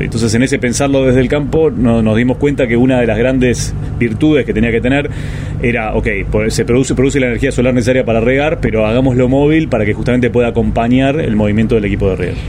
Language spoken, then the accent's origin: Spanish; Argentina; como campo argentino